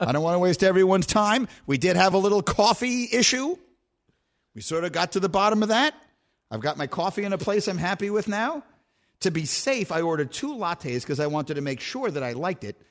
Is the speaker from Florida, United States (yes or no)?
no; New York, United States; my hometown